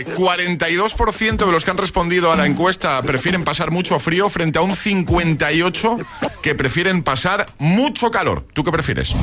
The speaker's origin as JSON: {"language": "Spanish", "town": "Barcelona", "region": "Catalonia", "country": "Spain", "said": "Y yo soy de Barcelona"}